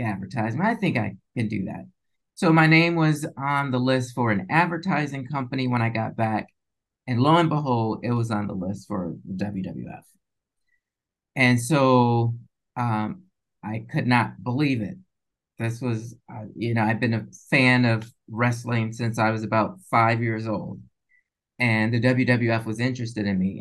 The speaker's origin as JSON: {"language": "English", "town": "Chicago", "region": "Illinois", "country": "United States", "also_born_or_lived": "Minnesota / Syracuse", "moved": "as an adult", "said": "originally from Chicago, I went to, yeah, so I went to undergrad in Minnesota"}